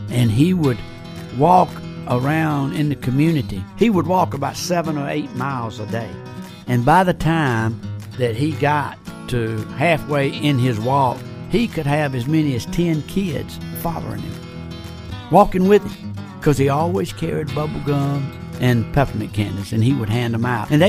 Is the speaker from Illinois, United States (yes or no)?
no; Union Point, Georgia, United States; Growing up in Greene County was certainly a happy life. It was a good life, a small town life.